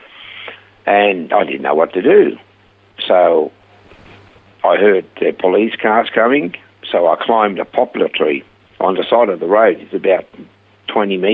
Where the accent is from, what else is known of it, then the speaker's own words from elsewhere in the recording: Switzerland; English is a second language; moved away as an adult; now in Australia; I was born in Switzerland many, many years ago.